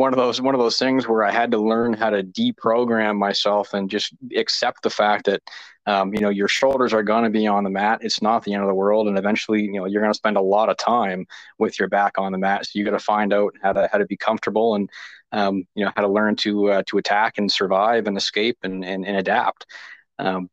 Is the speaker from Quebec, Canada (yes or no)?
no; Moncton, New Brunswick, Canada; also born or lived in Lower Coverdale, New Brunswick; now in Saint John, Canada; I spent most of my life in Moncton